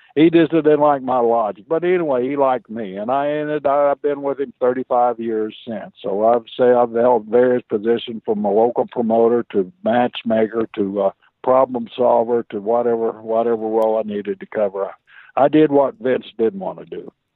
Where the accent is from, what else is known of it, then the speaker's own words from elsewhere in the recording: Stillwater, Oklahoma, United States; also born or lived in Blackwell, Oklahoma; the family packed up and we moved up to Stillwater from Blackwell and I wrestled at Stillwater High School